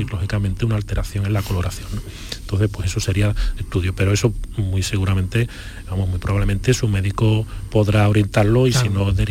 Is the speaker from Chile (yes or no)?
no; Chiclana de la Frontera, Andalusia, Spain; Además soy nacido en Chiclana.